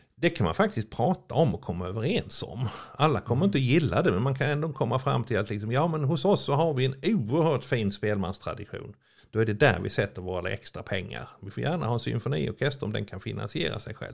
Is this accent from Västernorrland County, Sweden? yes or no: no; Örebro, Örebro County, Sweden; jag kommer från Örebro